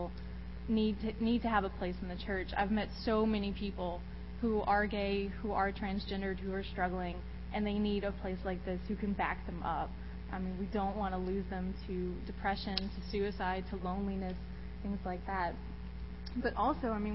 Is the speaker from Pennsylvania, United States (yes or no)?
no; Eunice, Louisiana, United States; I'm from South Louisiana, so I was raised Catholic, very Catholic